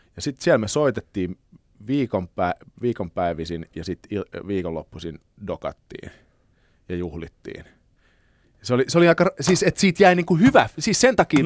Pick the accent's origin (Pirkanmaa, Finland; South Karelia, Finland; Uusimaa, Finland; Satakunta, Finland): South Karelia, Finland; Lappeenranta; moved away; also born or lived in Helsinki; siis mä oon syntynyt Helsingissä, mutta mm. lapsuuteni viettänyt Lappeenrannassa.